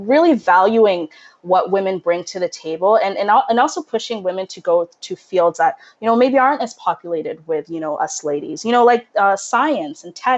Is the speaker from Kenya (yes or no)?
yes; Kenya; moved away; we're immigrants from Kenya. We moved here in 2003. So when you're kind of in a new place and, you know, in a new country